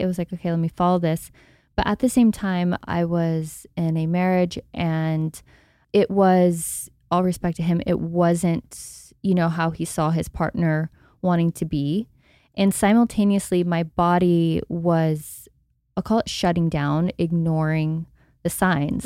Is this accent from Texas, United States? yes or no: yes; Texas, United States; I grew up in Texas